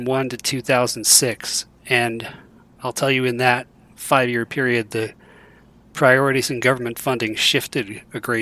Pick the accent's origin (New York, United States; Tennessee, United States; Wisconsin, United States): New York, United States; Rochester; moved away as an adult; also born or lived in Dallas, Texas / Columbus, Ohio; now in Colorado, United States; I grew up near Rochester, New York